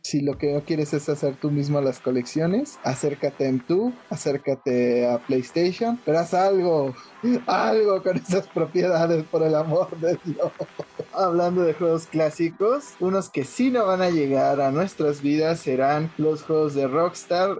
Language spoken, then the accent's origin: Spanish; Mexico